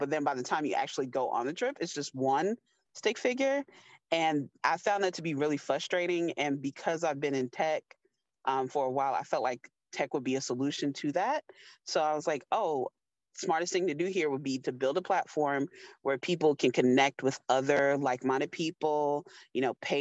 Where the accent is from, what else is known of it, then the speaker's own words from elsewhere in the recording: New York, United States; I was born in New York